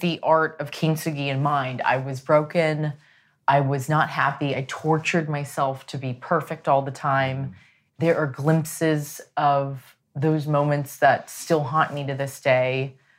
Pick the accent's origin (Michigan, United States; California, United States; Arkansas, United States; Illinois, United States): California, United States; San Diego; I was raised in San Diego, which was predominantly Hispanic and white